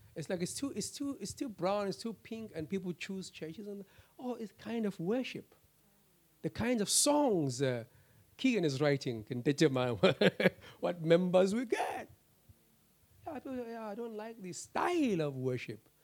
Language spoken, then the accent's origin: English; South Africa; my South African citizenship